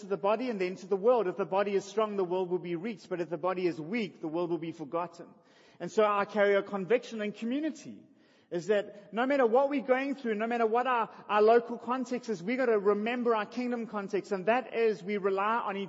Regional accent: Durban, KwaZulu-Natal, South Africa; I was born in Russell Street. I grew up in Albert Park

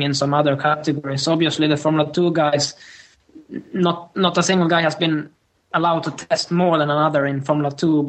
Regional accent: Sweden; moved away as an adult; also born or lived in Northampton; I've been based in Sweden the whole year in my hometown, which is 3 hours north from Stockholm.

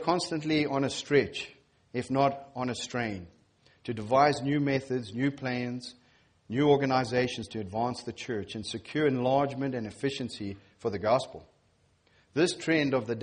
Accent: Zimbabwe; moved away; I'm from Zimbabwe

